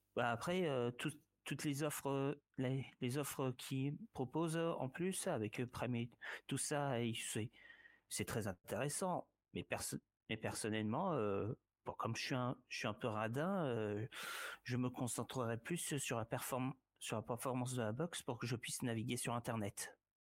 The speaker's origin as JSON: {"language": "French", "town": "Orléans", "region": "Centre-Val de Loire", "country": "France", "tie": "born or raised there", "also_born_or_lived": "Cléry-Saint-André / south of France", "moved": "yes", "said": "mes années d'enfance à Orléans, à Orléans, Cléry-Saint-André aussi"}